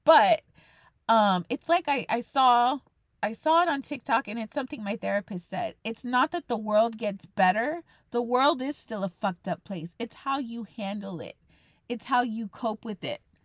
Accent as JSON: {"language": "English", "region": "Texas", "country": "United States", "said": "I'm a Texan"}